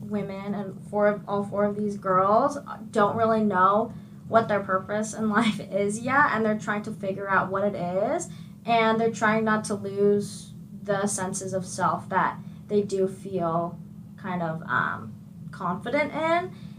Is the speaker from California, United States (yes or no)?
yes; California, United States; from, like, the Bay.